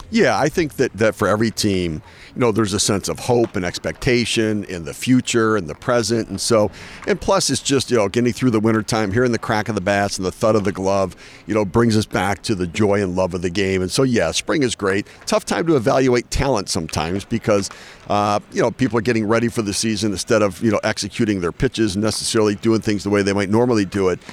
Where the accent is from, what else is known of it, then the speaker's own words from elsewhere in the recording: Detroit, Michigan, United States; I grew up in Detroit